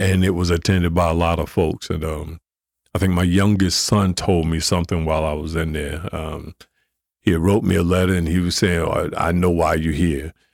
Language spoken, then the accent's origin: English; Newark, New Jersey, United States; growing up in Newark